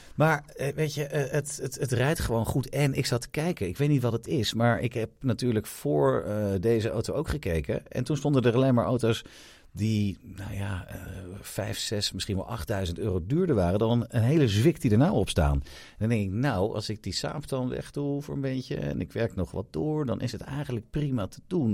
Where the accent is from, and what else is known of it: Netherlands